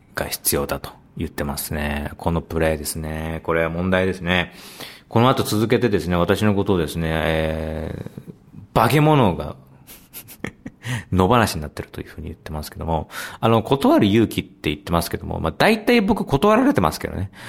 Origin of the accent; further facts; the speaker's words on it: Yokohama, Kanagawa, Japan; 僕の地元、高木の地元でもある横浜のね